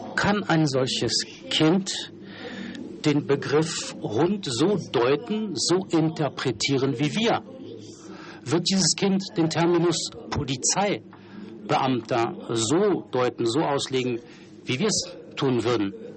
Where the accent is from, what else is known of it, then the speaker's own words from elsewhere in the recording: Switzerland; bin Schweizer Abgeordneter